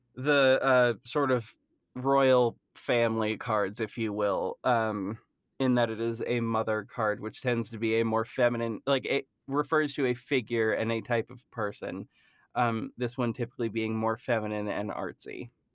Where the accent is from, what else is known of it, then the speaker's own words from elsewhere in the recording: Massachusetts, United States; I am from Massachusetts